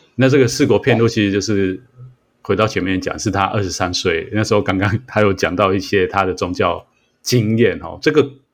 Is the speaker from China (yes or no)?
no; Taiwan; 我们在台湾长大